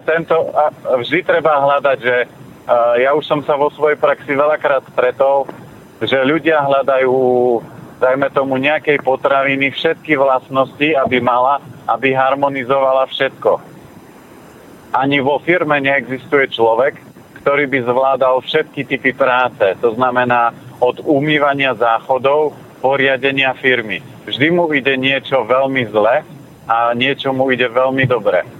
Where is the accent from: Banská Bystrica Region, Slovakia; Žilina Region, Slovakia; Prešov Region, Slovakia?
Žilina Region, Slovakia; Tvrdošín; now in Bratislava, Slovakia; ja pochádzam z Oravy, z Tvrdošina